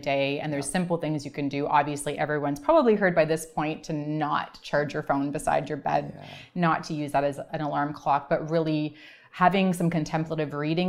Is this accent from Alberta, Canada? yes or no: no; Vancouver, British Columbia, Canada; also born or lived in Toronto; I am from Vancouver